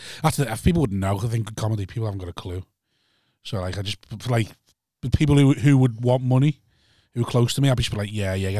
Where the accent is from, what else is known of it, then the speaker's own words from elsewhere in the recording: Bootle, North West England, United Kingdom; I'm from Bootle